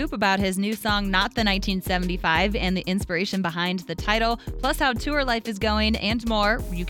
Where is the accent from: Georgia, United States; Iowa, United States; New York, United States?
Iowa, United States; I'm from Iowa.